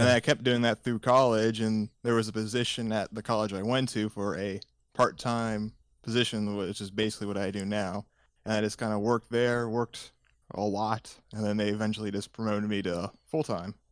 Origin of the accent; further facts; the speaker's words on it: Indiana, United States; also born or lived in Los Angeles, California; I was born in California, lived there for a couple years, and then my parents shifted everyone to, uh, Indiana back in nineteen ninety-eight.